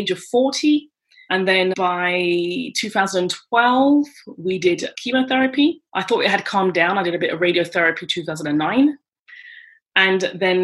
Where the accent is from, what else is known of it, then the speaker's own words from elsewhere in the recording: London, United Kingdom; moved away as an adult; now in France; I'm British, from London, England. And I've been living in France for 26 years.